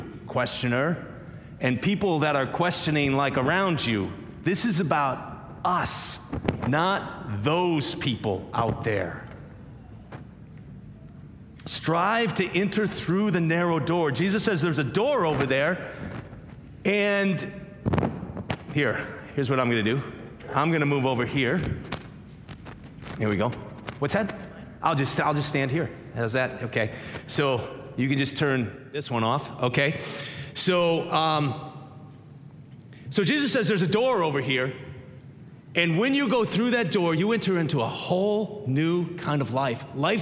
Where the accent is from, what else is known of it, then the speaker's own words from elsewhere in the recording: Minnesota, United States; I grew up in Minnesota, middle of seven kids